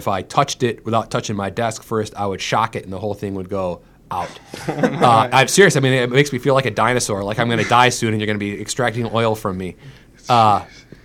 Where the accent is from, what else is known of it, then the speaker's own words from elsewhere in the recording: Clawson, Michigan, United States; moved away as an adult; now in St. Louis, United States; I'm from Clawson, Michigan, which is in Oakland County, in between Royal Oak and Troy.